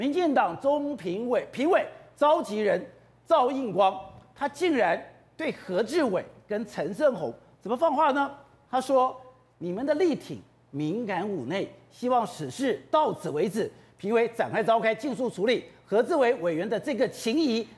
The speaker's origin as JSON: {"language": "Chinese", "region": "Taipei", "country": "Taiwan", "tie": "born or raised there", "said": "我从小在台北市长大，我们天子脚下"}